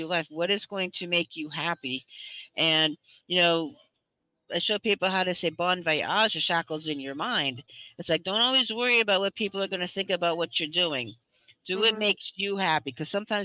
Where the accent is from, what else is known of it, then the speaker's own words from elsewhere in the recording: United States; also born or lived in Central Florida; I am from the United States